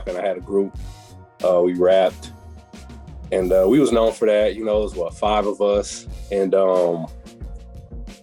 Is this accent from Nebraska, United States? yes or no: no; Beloit, Wisconsin, United States; I'm from Beloit, Wisconsin, southern Wisconsin.